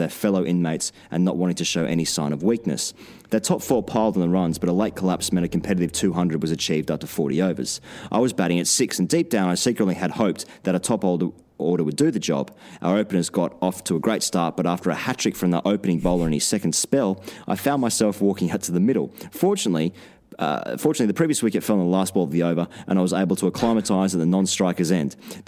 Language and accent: English; Goulburn, New South Wales, Australia; Growing up in Goulburn in southern New South Wales in the early to mid-2000s, I spent my summers playing junior cricket on Saturday mornings